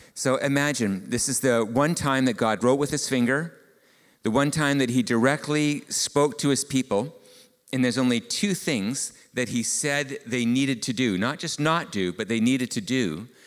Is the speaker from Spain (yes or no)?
no; Canada; being Canadian, I am raised in a relatively individualistic society